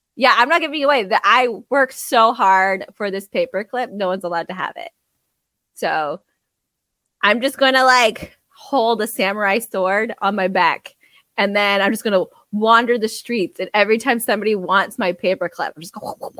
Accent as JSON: {"language": "English", "country": "Canada", "said": "we're Canadian."}